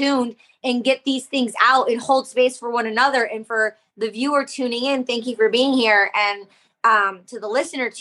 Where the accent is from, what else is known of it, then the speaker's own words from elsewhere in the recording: Detroit, Michigan, United States; I grew up in the Detroit electronic music scene with all the best international DJs from around the world